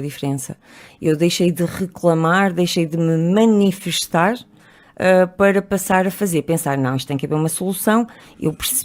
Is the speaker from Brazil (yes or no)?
no; Trás-os-Montes, Portugal; also born or lived in Porto; now in Lisbon, Portugal; cresci em Trás-os-Montes, onde as pessoas são muito formatadas